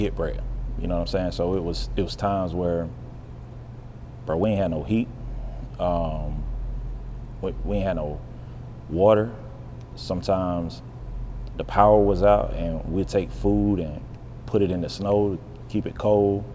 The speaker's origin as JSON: {"language": "English", "region": "Western North Carolina", "country": "United States", "tie": "born or raised there", "moved": "yes", "lives_now": "Charlotte, United States", "said": "I'm not originally from Charlotte. Charlotte's home. It's a couple hours from where I'm from. I'm from the country, bro. I'm from Western North Carolina. Small town"}